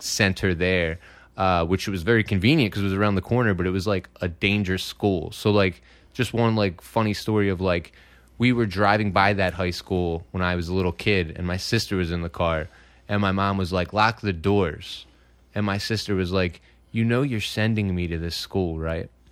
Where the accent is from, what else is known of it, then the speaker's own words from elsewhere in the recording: Philadelphia, Pennsylvania, United States; I'm from Philadelphia, and, uh, there is a high school around the corner for me called Roxborough High School